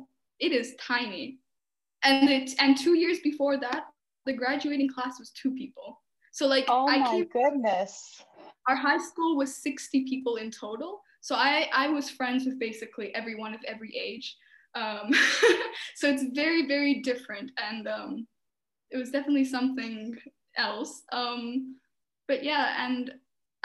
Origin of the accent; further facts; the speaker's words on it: Albania; we're such warm people